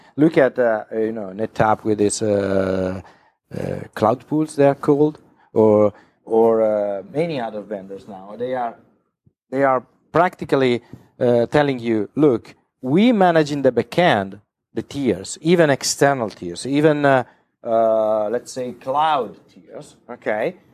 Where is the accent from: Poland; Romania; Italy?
Italy; I come from Italy